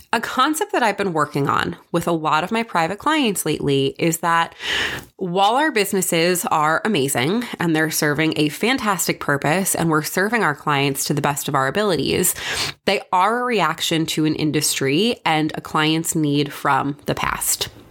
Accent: New York, United States; I'm from New York

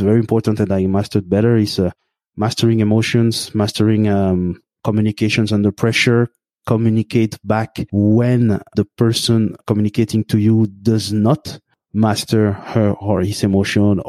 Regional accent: Belgium; I grew up in Belgium in a lower middle class family

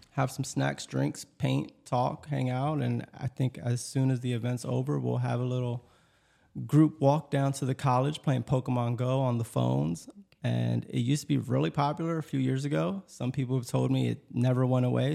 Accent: Lancaster, Pennsylvania, United States; also born or lived in Elizabethtown, Pennsylvania; I'm originally from Lancaster

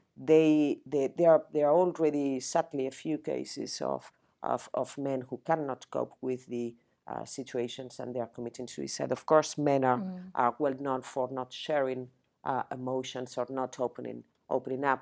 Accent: Spain; English is a second language; moved away as an adult; now in United Kingdom; I'm not British. I was not born in the UK. I'm Spanish. I came to the UK 26 years ago. I didn't speak English

